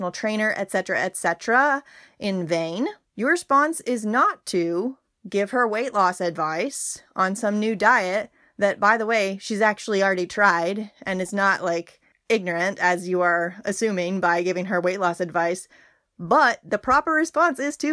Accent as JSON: {"language": "English", "town": "Berea", "region": "Kentucky", "country": "United States", "tie": "born or raised there", "also_born_or_lived": "Somerset, Kentucky", "said": "I grew up in Berea as a kid for the first 9 years of my life"}